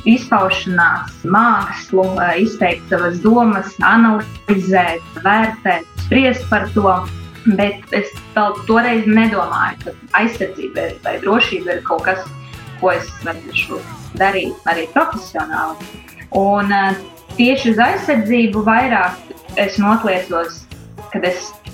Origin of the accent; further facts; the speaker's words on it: Rēzekne, Latgale, Latvia; Reizekne esmu dzimusi, pabeidzu Reizeknes pirmo vidusskolu